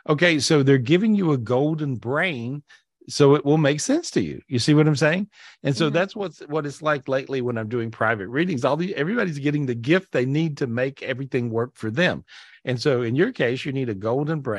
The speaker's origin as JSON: {"language": "English", "country": "Belarus", "moved": "yes", "lives_now": "Los Angeles, United States", "said": "Originally from Belarus."}